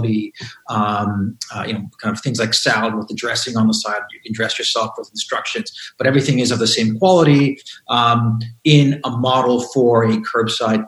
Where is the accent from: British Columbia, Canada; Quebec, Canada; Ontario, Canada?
Quebec, Canada; Montreal; I'm from Montreal